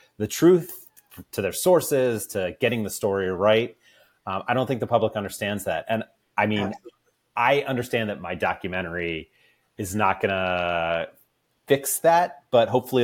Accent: right outside of Baltimore, Maryland, United States; I grew up right outside of Baltimore

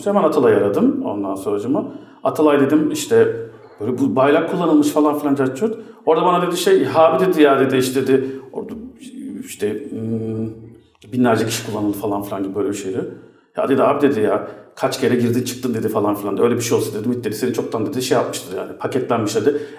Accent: United States; E çünkü Amerikalıyım ben.

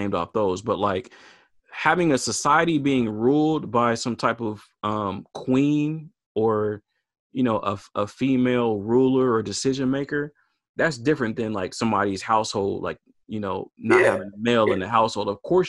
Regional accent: the South, United States; now in Portland, United States; like kind of like how we grew up back in the South, or even, man, back in the 90s, like here in Northeast Portland

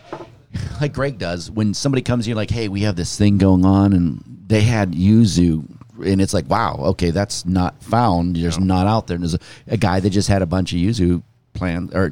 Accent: Pittsburgh, Pennsylvania, United States; moved away; I grew up in Pittsburgh.

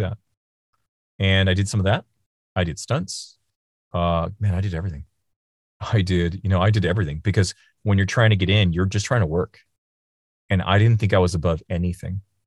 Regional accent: Seattle, Washington, United States; also born or lived in China; now in Los Angeles, United States; I grew up in Seattle

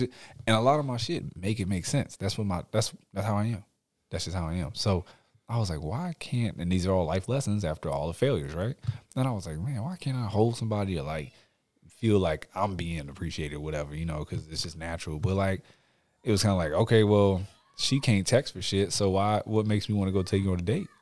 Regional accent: Houston, Texas, United States; I'm, I'm from Houston

